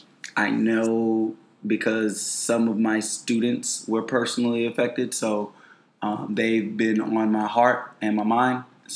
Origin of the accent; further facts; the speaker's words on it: Florida, United States; I am from Florida